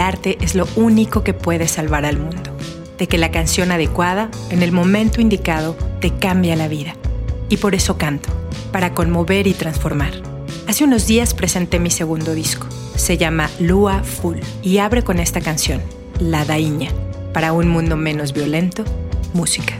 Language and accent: Spanish; Brazil; Soy brasileña